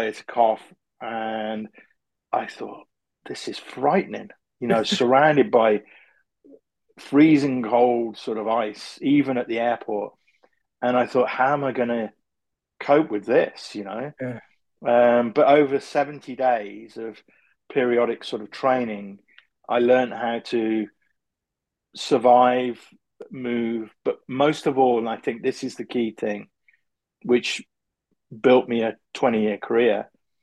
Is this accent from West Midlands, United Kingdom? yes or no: yes; Coventry, West Midlands, United Kingdom; I'm from Coventry, which is in the UK, very car industrial area.